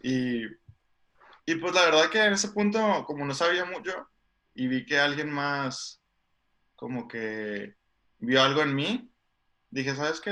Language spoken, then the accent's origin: Spanish; Tijuana, Baja California, Mexico; moved away as an adult; also born or lived in San Diego, United States; yo crecí en, Tijuana. O sea, nací en San Diego, entonces, este, pero sí crecí en, Tijuana toda la vida.